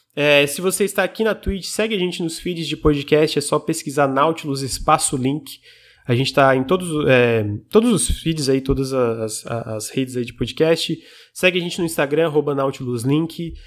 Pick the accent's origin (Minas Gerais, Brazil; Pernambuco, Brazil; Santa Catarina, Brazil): Santa Catarina, Brazil; Criciúma; Eu sou de Santa Catarina, especialmente Criciúma